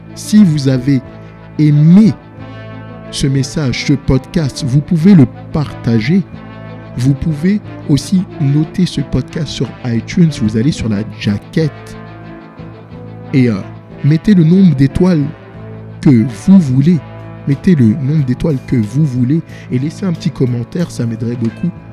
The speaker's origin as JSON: {"language": "French", "town": "Paris", "region": "Île-de-France", "country": "France", "also_born_or_lived": "Senegal (ancestry)", "moved": "yes", "lives_now": "Montreal, Canada", "said": "Je viens de Paris et j'habite ici à Montréal, au Québec"}